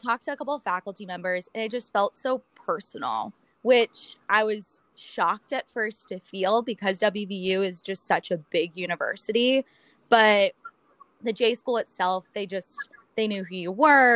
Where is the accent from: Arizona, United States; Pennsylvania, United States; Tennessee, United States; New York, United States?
Pennsylvania, United States; Pittsburgh; I'm originally from Pittsburgh